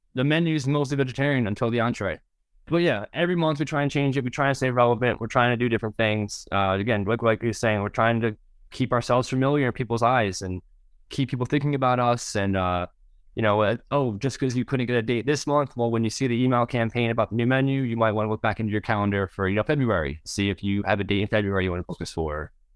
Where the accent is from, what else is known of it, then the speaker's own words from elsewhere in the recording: southeast Pennsylvania, United States; We're from Pennsylvania, like, southeast Pennsylvania